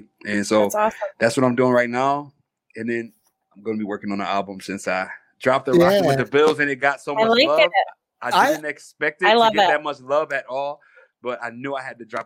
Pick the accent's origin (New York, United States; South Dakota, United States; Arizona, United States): New York, United States; Rochester; moved away as an adult; now in Buffalo, United States; I'm from Rochester, New York. I moved to Buffalo in 2011